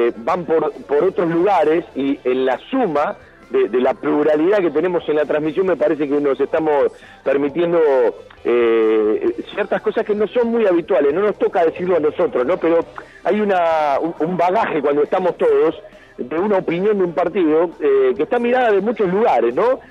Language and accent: Spanish; Argentina; las necesidades que tenemos eh, como argentinos